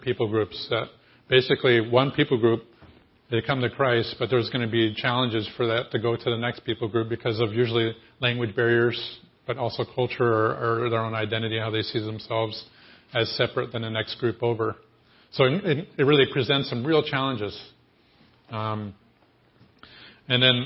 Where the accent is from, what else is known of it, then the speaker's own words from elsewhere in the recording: Ohio, United States; also born or lived in Vermont; I'm from Ohio